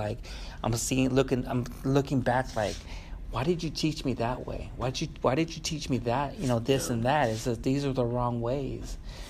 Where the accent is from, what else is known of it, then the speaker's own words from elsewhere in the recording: United States; born there; I see myself as a Chicano American, you know, because I was born over here. I mean, if I was born in Mexico, it'd be a different story